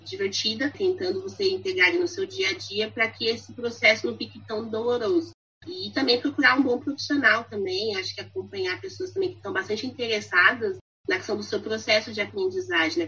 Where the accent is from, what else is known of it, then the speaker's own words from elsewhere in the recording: Brazil; first language Portuguese; A gente nasceu no Brasil, fala português